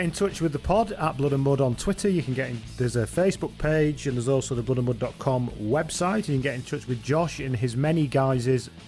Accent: Ireland

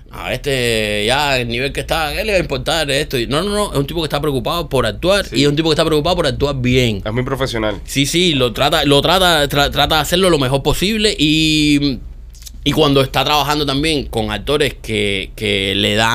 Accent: Cuba; un show de chismes en Cuba con los chismosos que somos nosotros

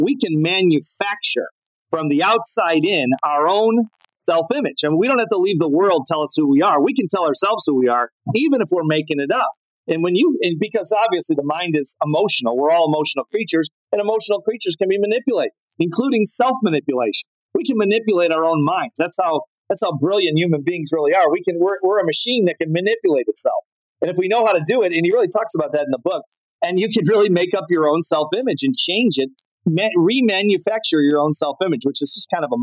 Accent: Chicago, Illinois, United States; I grew up in Chicago, which was one of the strongholds in the entire world of tennis

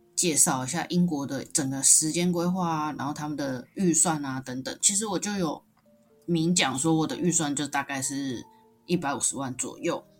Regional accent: Kaohsiung, Taiwan; moved away as an adult; also born or lived in Tainan; now in Taipei, Taiwan; 我是一个高雄人，然后到台北工作，大学是读在台南的学校

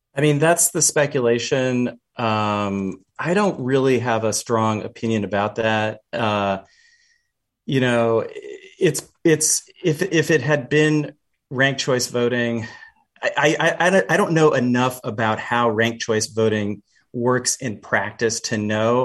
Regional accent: Canada; now in Seattle, United States; I'm Canadian, uh, born in Canada anyway, um, where the queen is actually known as our head of state.

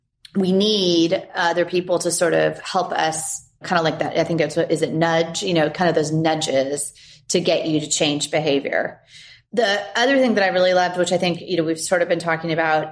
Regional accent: California, United States; I grew up in California

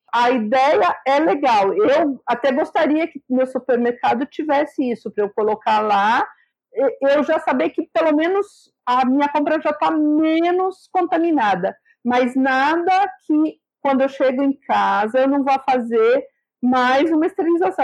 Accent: Sergipe, Brazil; eu sou de Sergipe

